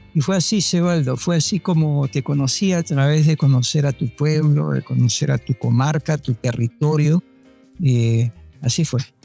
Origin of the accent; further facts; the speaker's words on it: Lima, Peru; moved away as an adult; now in Panama; yo soy de Barranco. Para mí Barranco pues es donde aprendí a caminar, hablar, donde estudié la primaria, la secundaria